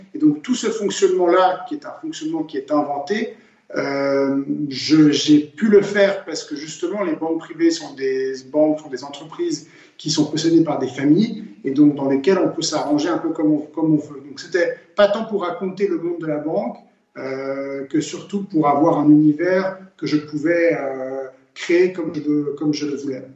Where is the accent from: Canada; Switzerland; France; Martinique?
Switzerland; Geneva; Genève, la ville où je suis né et où je vis